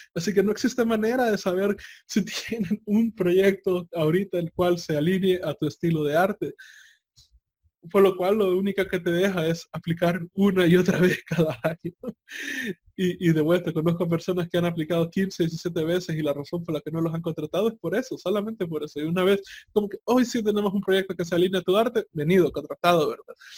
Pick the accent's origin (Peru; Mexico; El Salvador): El Salvador; mi, país abandonó el colón y, se pasó al dólar